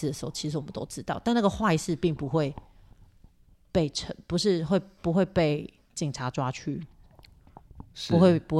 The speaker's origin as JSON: {"language": "Chinese", "country": "Taiwan", "tie": "born there", "said": "所以其实我也很很感谢神，我就生在台湾呢。"}